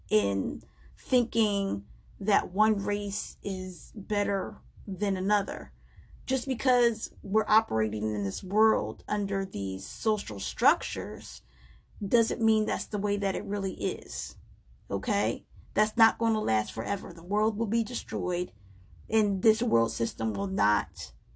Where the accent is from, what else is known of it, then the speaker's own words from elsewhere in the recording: United States; I am an American. I am an African-American female living in America.